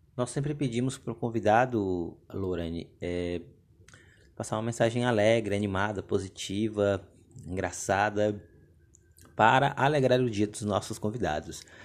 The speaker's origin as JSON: {"language": "Portuguese", "region": "Tocantins", "country": "Brazil", "moved": "yes", "lives_now": "Ceará, Brazil", "said": "minha terra, né? De, de Tocantins"}